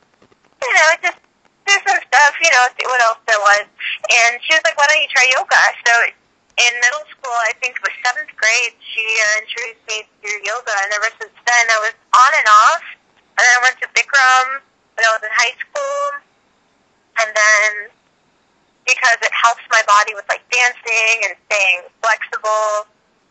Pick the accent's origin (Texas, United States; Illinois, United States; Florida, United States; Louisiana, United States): Texas, United States; Houston; I was raised in Houston